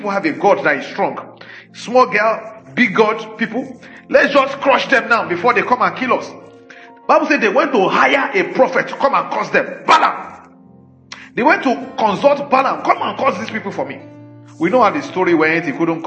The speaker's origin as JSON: {"language": "English", "country": "Nigeria", "tie": "born or raised there", "said": "we didn't make ourselves Nigerians. We were just born like"}